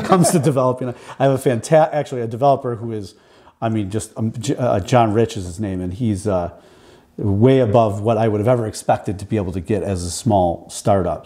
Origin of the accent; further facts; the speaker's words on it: Buffalo, New York, United States; I grew up here in Buffalo, and then I did uh, college at Canisius here in Buffalo